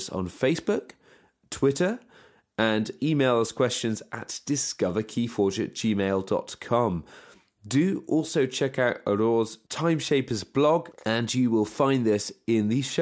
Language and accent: English; United Kingdom; we're British